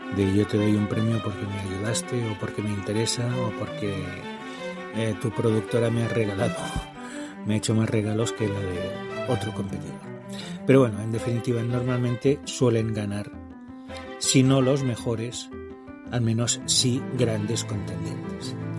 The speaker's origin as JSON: {"language": "Spanish", "town": "Barcelona", "region": "Catalonia", "country": "Spain", "tie": "born or raised there", "moved": "yes", "lives_now": "Huesca, Spain", "said": "No estoy en mi casa, no estoy en Huesca, estoy en mi casa original, estoy allí donde nací, en Barcelona"}